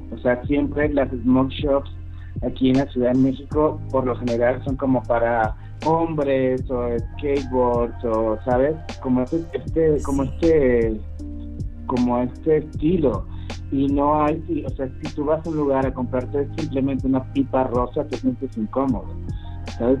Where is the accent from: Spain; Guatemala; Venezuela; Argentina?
Venezuela; moved away; Yo vengo de Venezuela